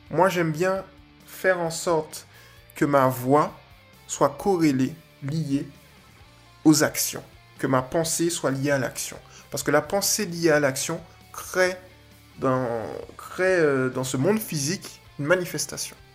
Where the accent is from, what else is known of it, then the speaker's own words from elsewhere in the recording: Guadeloupe; Que je m'efforce, parce que je suis de Guadeloupéen, que je m'efforce de faire évoluer.